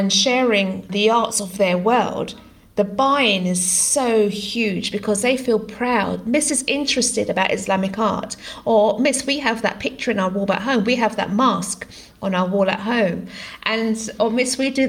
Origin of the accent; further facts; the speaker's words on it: United Kingdom; first language Greek; English is a second language; I was born in the UK, but I came from a family where English wasn't my first language. My parents were migrants to the country, and speaking Greek was my language